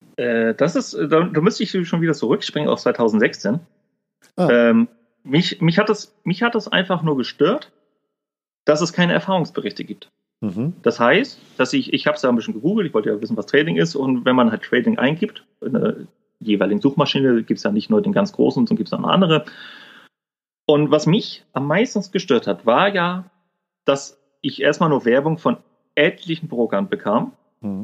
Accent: Kiel, Schleswig-Holstein, Germany; accent: norddeutsch; bin gebürtiger Kieler und komme quasi aus Norden. Also ich bin auch ziemlich durch meine norddeutsche Art

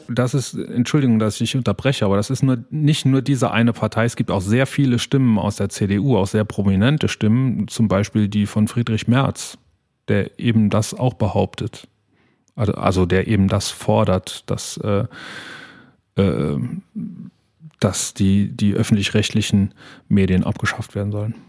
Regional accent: Saarland, Germany; uns als, als Saarländer

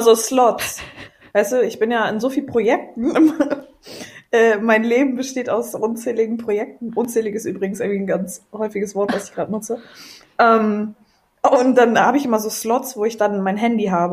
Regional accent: Potsdam, Brandenburg, Germany; also born or lived in England; da bin ich groß geworden im Fußball

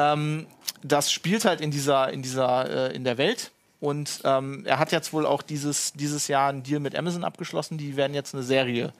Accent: Duisburg, North Rhine-Westphalia, Germany; ich bin ja im Ruhrgebiet aufgewachsen in Duisburg

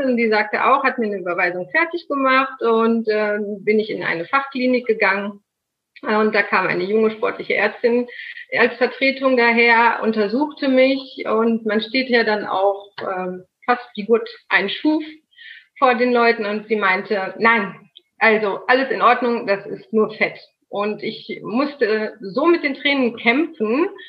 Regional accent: North Rhine-Westphalia, Germany; Ich bin äh … genau 39 Jahre, komme aus NRW. Das Örtchen in der Nähe heißt Soest.

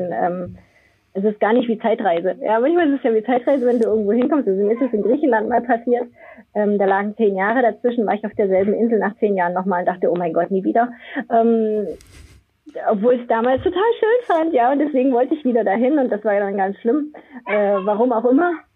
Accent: Germany; bei uns in Deutschland

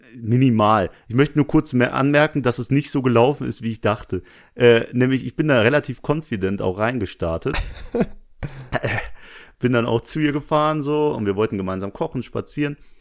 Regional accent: Essen, North Rhine-Westphalia, Germany; moved away; nein, ich komme aus Essen.

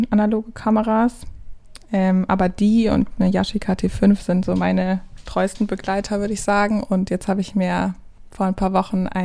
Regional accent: Baden-Württemberg, Germany; moved away as an adult; now in Cologne, Germany; Mm, also ich bin Schwabe. Ich bin im Schwabenländle groß geworden und ähm, dann äh, nach dem Abi nach Köln gezogen.

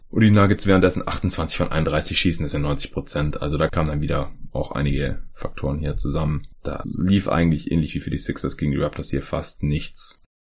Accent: Stuttgart, Baden-Württemberg, Germany; Am Freitag fahre ich dann nach Stuttgart runter in meine Heimat, Familie besuchen

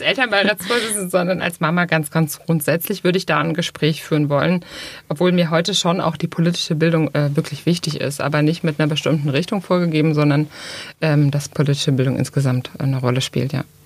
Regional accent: Thuringia, Germany; moved away as an adult; now in Baden-Württemberg, Germany; ich bin in Thüringen groß geworden

